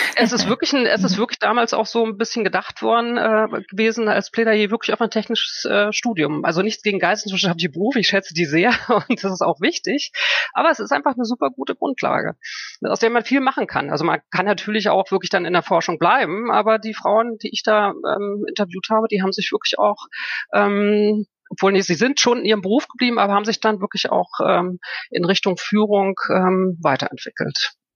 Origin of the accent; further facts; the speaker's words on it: Germany; moved away as an adult; also born or lived in Frankfurt am Main; Ich bin in der DDR groß geworden